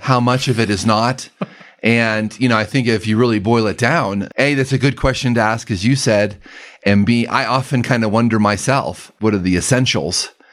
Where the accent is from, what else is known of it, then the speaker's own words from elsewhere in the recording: Denver, Colorado, United States; also born or lived in Alabama; I grew up here in Denver